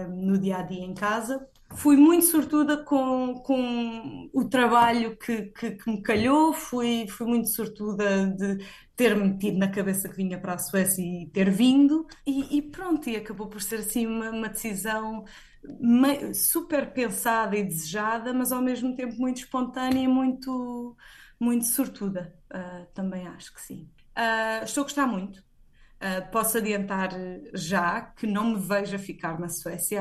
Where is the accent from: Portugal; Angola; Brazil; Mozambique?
Portugal; moved away as an adult; now in Sweden